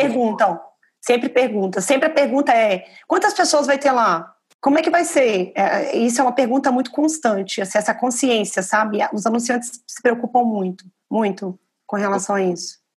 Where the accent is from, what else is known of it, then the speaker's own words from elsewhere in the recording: Belo Horizonte, Minas Gerais, Brazil; now in São Paulo, Brazil; eu estou privilegiado de estar em São Paulo, mas eu sou de Belo Horizonte